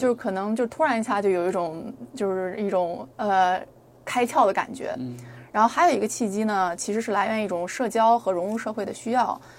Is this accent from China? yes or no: yes; Nanjing, Jiangsu, China; now in United States; 然后南京，我是我的家乡嘛